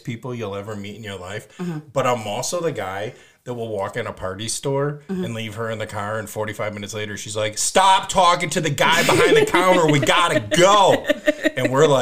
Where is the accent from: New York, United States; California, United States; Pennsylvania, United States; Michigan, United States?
Michigan, United States; Detroit; And I'm like, and I'm in Southwest Detroit